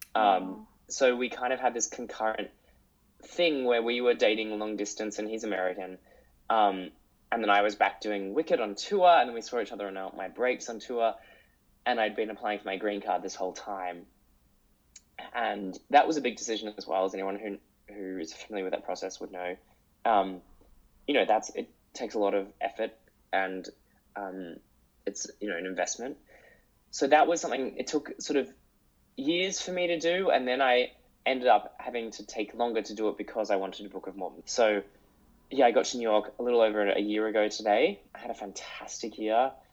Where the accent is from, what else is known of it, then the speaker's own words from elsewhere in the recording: Sydney, New South Wales, Australia; moved away as an adult; also born or lived in Austria; I grew up in Sydney